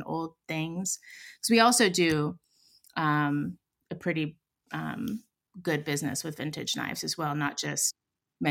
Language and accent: English; Pittsburgh, Pennsylvania, United States; I come from Pittsburgh. I come from a steel mill family on my dad's side